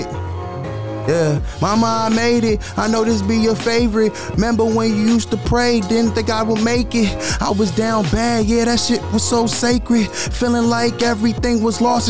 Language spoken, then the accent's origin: English; Lancaster, California, United States; also born or lived in Florida; when I was five, I moved to California.